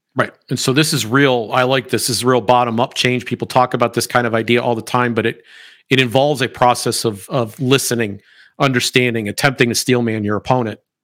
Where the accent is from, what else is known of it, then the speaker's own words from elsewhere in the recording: United States; I am an American